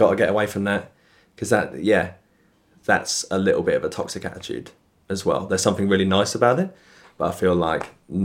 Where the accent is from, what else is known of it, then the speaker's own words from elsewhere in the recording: United Kingdom; I'm obviously being British